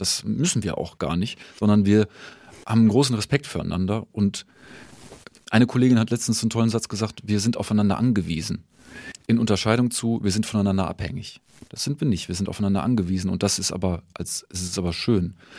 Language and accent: German; Düsseldorf, North Rhine-Westphalia, Germany; moved away as an adult; also born or lived in Hannover / Mannheim; now in Nuremberg, Germany; in Düsseldorf bin ich geboren und in Hannover studiert.